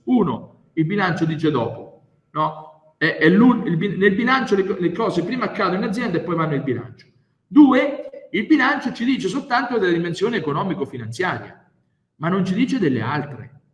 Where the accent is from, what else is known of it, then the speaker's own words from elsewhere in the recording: Grottazzolina, Marche, Italy; vengo dalle Marche, precisamente da Grotta Zolin, che è il paese più bello del mondo